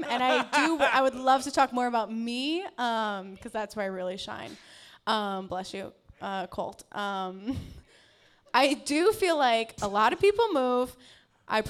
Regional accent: Carpentersville, Illinois, United States; now in Chicago, United States; I'm from the suburbs of Chicago. Carpentersville.

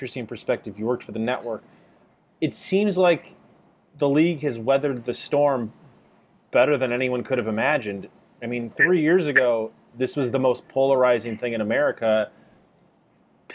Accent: Chicago, Illinois, United States; growing up in Chicago

